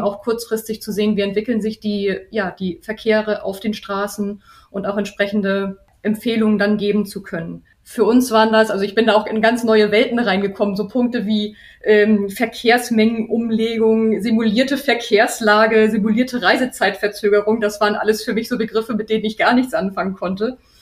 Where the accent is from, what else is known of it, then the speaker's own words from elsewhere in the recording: Hamburg, Germany; ich selber bin Hamburgerin